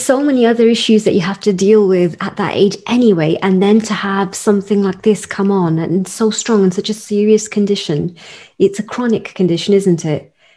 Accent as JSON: {"language": "English", "country": "United Kingdom", "said": "as a British Indian or South Asian woman"}